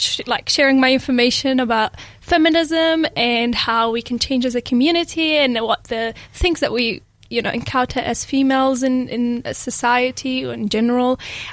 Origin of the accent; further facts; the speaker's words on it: Iraq; also born or lived in Syria; now in Dunedin, New Zealand; Thank you for having me, Ranisha. I am a former refugee from Syria, but I'm originally from Iraq.